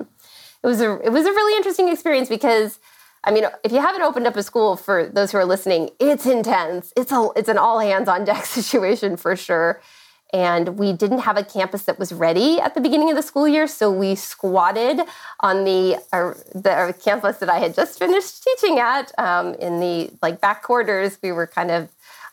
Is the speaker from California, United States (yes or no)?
yes; San Diego, California, United States; now in Orange County, United States; I grew up in San Diego, California. I did not migrate very far. I'm in Orange County, California now